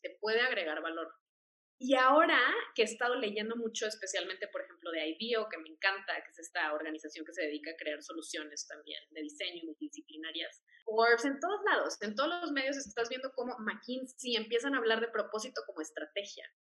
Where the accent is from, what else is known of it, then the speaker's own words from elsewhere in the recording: Monterrey, Nuevo León, Mexico; now in Mexico City, Mexico; yo también soy de Monterrey. Entonces, bueno, pues eh, ahí Regios represent, aunque vivo aquí en Ciudad de México